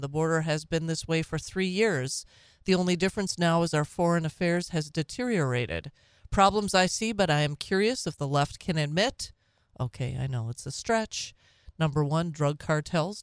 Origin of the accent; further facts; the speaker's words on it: Minnesota, United States; now in Wisconsin, United States; My birth state. It's not my home state. My home state is Wisconsin now. But, uh, my birth state of Minnesota.